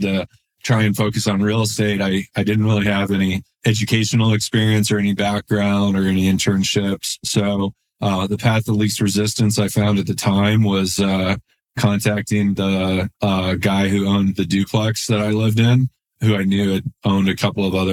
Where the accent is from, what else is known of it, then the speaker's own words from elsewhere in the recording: Denver, Colorado, United States; I grew up in Denver, Colorado